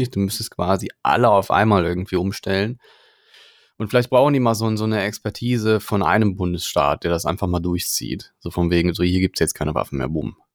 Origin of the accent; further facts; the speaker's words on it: Germany; bei uns in Deutschland